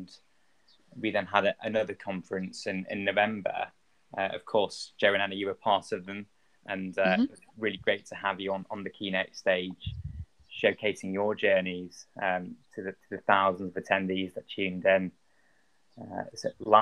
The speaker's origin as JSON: {"language": "English", "town": "Manchester", "region": "North West England", "country": "United Kingdom", "also_born_or_lived": "London", "moved": "yes", "said": "I'm originally from Manchester and I was training in London"}